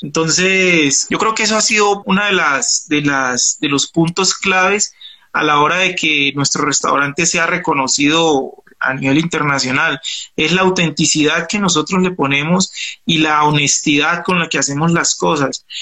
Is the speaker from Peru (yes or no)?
no; Pacific region, Colombia; yo soy auténtico, del Pacífico, hablo como hablo